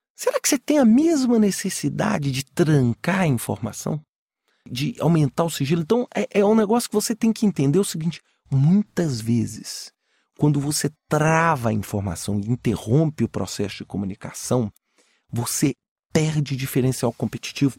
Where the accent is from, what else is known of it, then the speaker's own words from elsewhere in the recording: Minas Gerais, Brazil; Eu sou mineiro